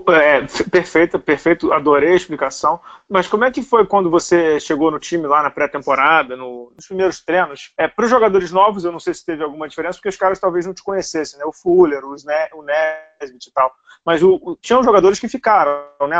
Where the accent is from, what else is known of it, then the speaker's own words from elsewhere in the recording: Rio de Janeiro, Brazil; Você é tijucano que nem eu